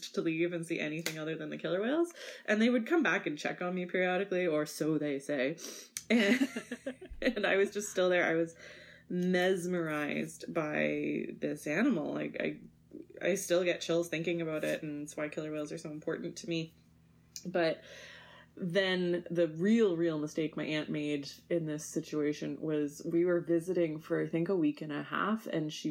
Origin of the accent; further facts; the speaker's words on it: Winnipeg, Manitoba, Canada; So I'm a prairie girl, born and raised in Winnipeg, Manitoba